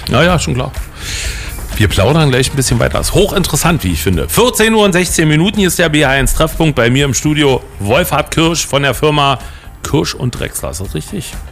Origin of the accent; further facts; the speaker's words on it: Potsdam, Brandenburg, Germany; Sie wissen ja, ich bin Ur-Babelsberger. Steht bei mir sogar im Personalausweis drin, geboren in Potsdam-Babelsberg.